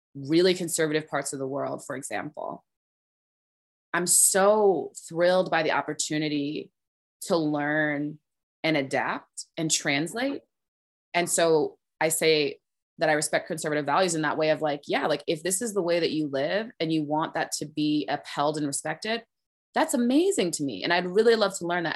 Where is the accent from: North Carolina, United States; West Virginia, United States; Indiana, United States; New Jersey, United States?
New Jersey, United States; Orange; I grew up in New Jersey, as I was saying, I grew up on Sterling Avenue